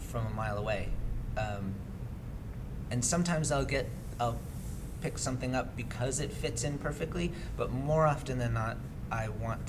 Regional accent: Massachusetts, United States; Well, I'm from Massachusetts. {S0} Mm-hmm. {S2} I grew up on the North Shore.

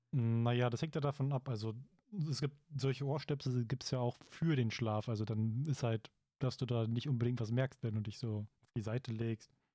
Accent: Germany; hier bei uns in Deutschland

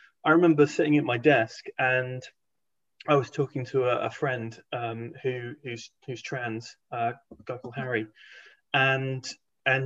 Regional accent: Hong Kong; moved away; also born or lived in England; I grew up in Hong Kong, then went to a boarding school

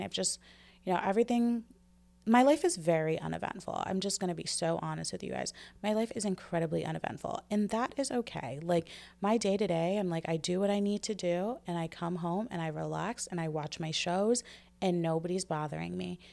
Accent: United States; as an American society

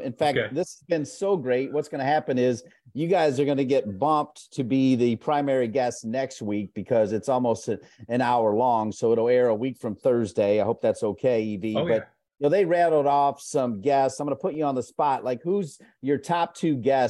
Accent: Ohio, United States; I'm from Ohio

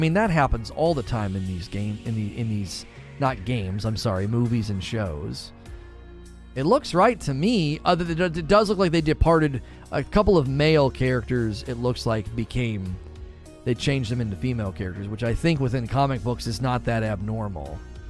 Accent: Bronx, New York, United States; Me, I'm from the Bronx.

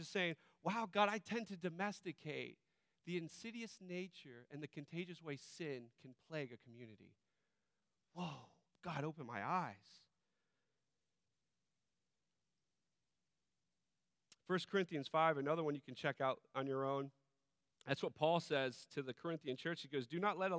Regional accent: United States; we as American individualists

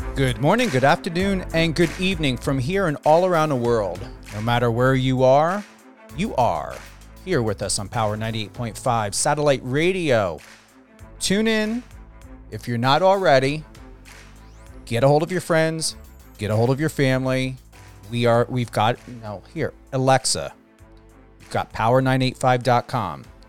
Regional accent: New Jersey, United States; moved away; also born or lived in West Coast; as a New Jersey native and my accent

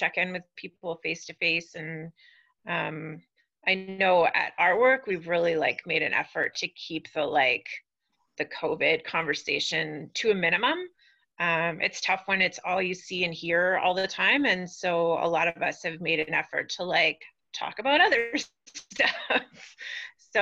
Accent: Vancouver, British Columbia, Canada; moved away as an adult; also born or lived in Whitehorse; now in Edmonton, Canada; I'm from Vancouver

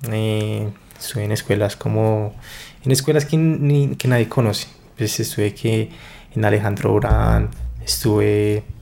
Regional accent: Bogotá, Colombia; also born or lived in Medellín; yo me crié acá en Bogotá.

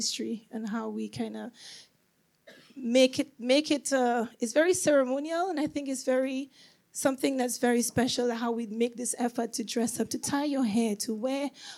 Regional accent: St. Lucia; moved away; I grew up in St. Lucia

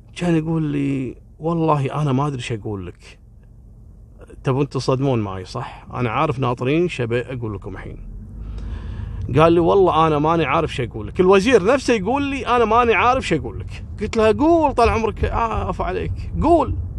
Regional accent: Kuwait; انا رجال كويتي

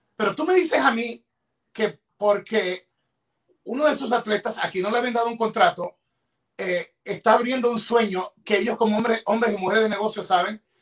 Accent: Ecuador; en mi país, en Ecuador

